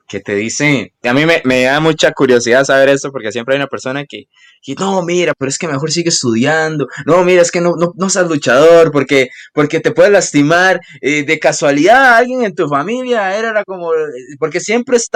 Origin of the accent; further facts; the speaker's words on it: Costa Rica; Soy de Costa Rica, no importa